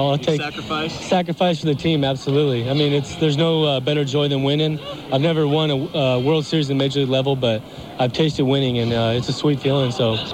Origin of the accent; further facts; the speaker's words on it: United States; But growing up in America, being with, you know, my family being here in the States and the people that I love most living here in the United States